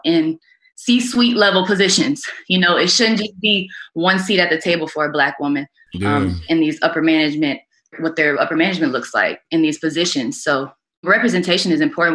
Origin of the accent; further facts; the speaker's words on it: South Bend, Indiana, United States; I grew up in South Bend